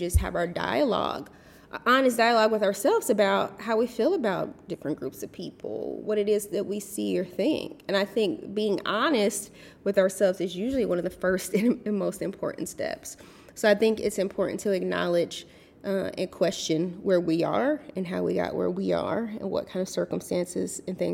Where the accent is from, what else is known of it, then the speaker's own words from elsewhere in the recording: United States; usually in the United States, I would be considered belonging to a marginalized group, being that I'm African American